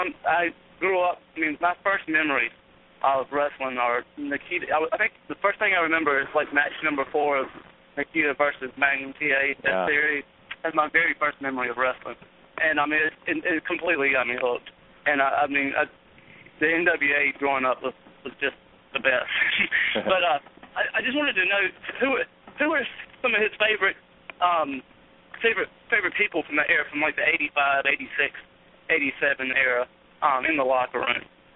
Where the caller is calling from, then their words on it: Raleigh, North Carolina, United States; Hey, this is …. I'm from Raleigh, South Carolina.